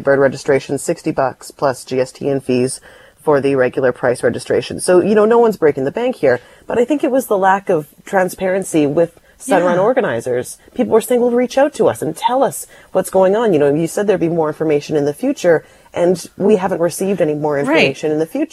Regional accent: Delta, British Columbia, Canada; you and I both grew up in the suburbs. I grew up in North Delta

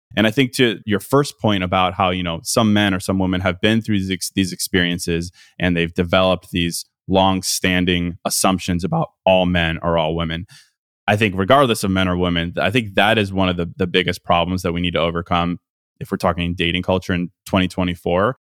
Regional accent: Midwest, United States; moved away as an adult; now in Miami, United States; I'm a Midwesterner

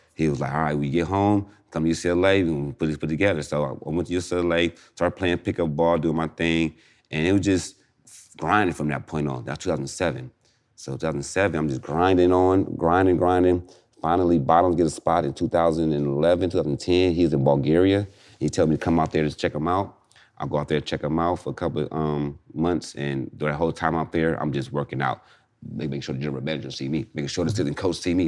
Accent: Inglewood, California, United States; I'm from Inglewood

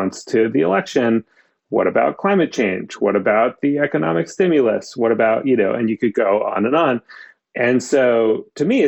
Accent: Maine, United States; in the town that I grew up in Maine

